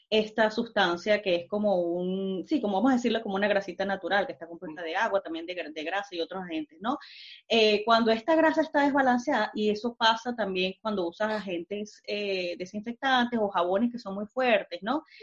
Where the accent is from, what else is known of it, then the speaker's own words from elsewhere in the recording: Venezuela; now in Germany; yo soy venezolana, emigrante, pero ya tengo bastante tiempo acá. Lamentablemente, este, no se me ha pegado el acento